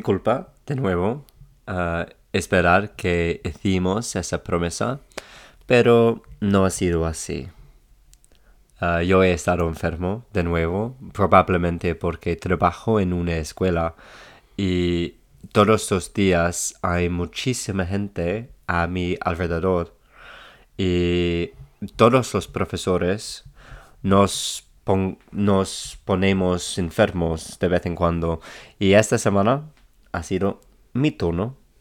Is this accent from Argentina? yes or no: no; England, United Kingdom; Spanish is a second language; siendo inglés, cuando estoy aquí en Inglaterra